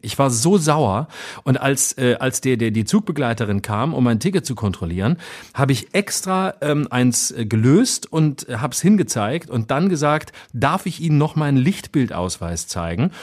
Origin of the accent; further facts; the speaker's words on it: Baden-Württemberg, Germany; moved away; in äh, Achern in Baden-Württemberg, in meiner Heimat, in der Nähe von Offenburg